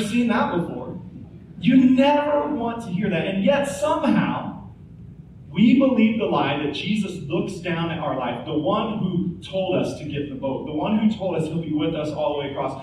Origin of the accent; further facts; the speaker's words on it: Topeka, Kansas, United States; moved away as an adult; now in Oklahoma, United States; Angie and I, we grew up in Topeka, Kansas, and Tornado Alley, just like Tulsa